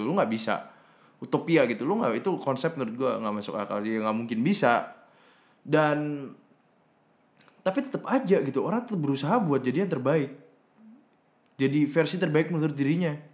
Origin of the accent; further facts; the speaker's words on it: Surabaya, East Java, Indonesia; moved away as an adult; also born or lived in Bay Area, United States; di daerah gue gitu, mungkin di Surabaya